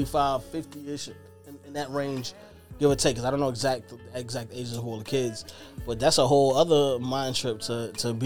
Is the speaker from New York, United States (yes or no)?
yes; Brooklyn, New York, United States; I'm from Brooklyn